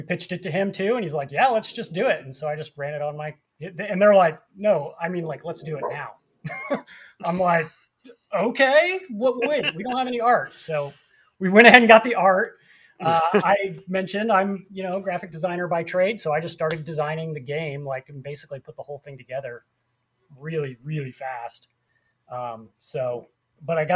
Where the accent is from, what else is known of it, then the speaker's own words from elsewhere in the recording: near Lafayette, Indiana, United States; I grew up up by Lafayette, up just north of Indianapolis, about an hour north of there